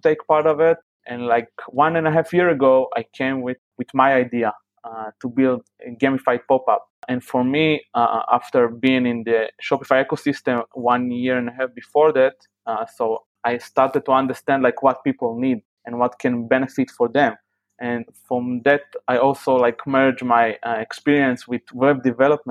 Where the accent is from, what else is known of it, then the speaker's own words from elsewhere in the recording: Tel Aviv, Tel Aviv District, Israel; I am from Israel, from Tel Aviv, which is known as a very high-level startup scene in the world.